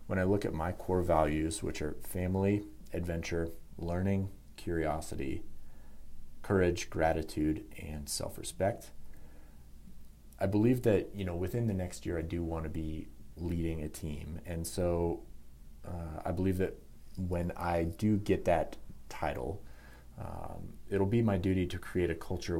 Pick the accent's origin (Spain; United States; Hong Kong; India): United States; Denver, Colorado; I'm born and raised in Denver, Colorado